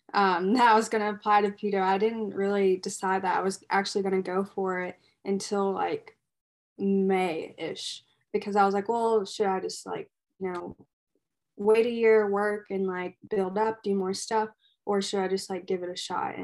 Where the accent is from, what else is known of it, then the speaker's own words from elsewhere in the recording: Frankfort, Kentucky, United States; also born or lived in Louisville, Kentucky; I am from Frankfort, Kentucky